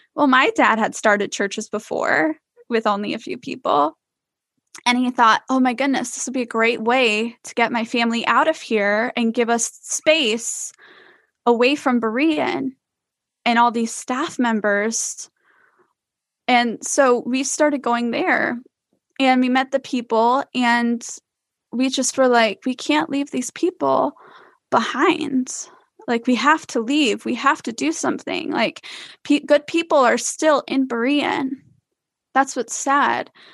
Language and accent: English; Iowa, United States; now in Florida, United States; I was born and raised in Iowa